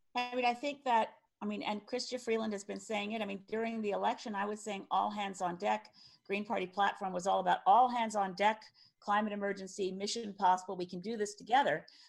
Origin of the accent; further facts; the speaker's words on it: Cape Breton Island, Nova Scotia, Canada; I was from Cape Breton Island